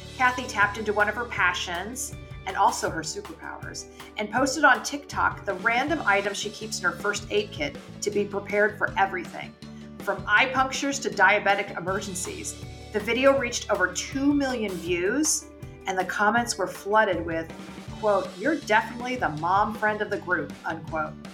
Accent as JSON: {"language": "English", "region": "California", "country": "United States", "tie": "born or raised there", "moved": "yes", "lives_now": "New York, United States", "said": "I grew up in California"}